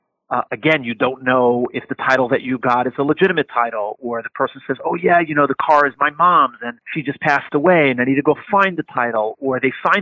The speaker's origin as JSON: {"language": "English", "region": "New York", "country": "United States", "tie": "born or raised there", "said": "my hometown in New York"}